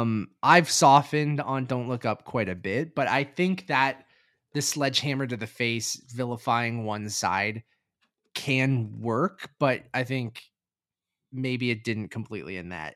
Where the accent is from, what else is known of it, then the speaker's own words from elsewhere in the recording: Canada; as a Canadian